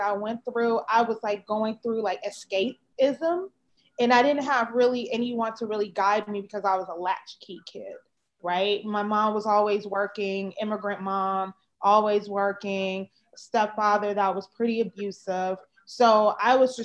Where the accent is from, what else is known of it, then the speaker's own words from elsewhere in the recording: Chicago, Illinois, United States; moved away as an adult; also born or lived in Florida; now in California, United States; I grew up in Chicago, Illinois, on the South Side, in the 100th, the Wild 100th